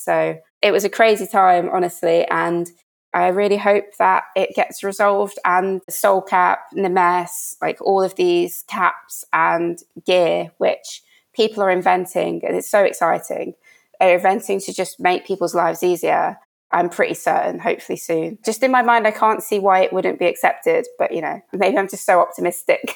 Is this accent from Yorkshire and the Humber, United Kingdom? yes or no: no; Birmingham, West Midlands, United Kingdom; moved away as an adult; It's in Birmingham. I'm from Birmingham. The pool is literally like a mile away from the house that I lived in my whole time whilst I was there.